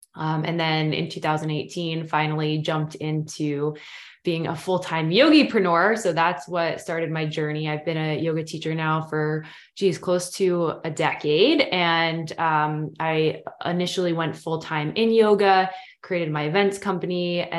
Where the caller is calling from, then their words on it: Portland, Maine, United States; So I'm tuning in from Portland, Maine, from East Coast, pretty much have always lived on the East Coast.